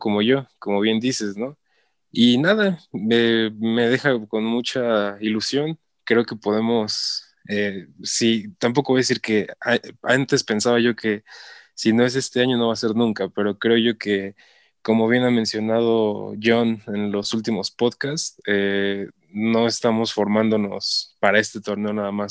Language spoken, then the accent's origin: Spanish; Hidalgo, Mexico; soy de Hidalgo